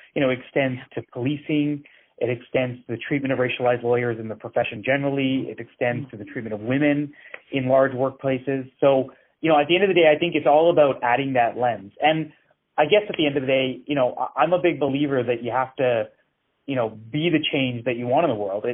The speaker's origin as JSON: {"language": "English", "town": "Edmonton", "region": "Alberta", "country": "Canada", "tie": "born or raised there", "said": "I grew up in Edmonton"}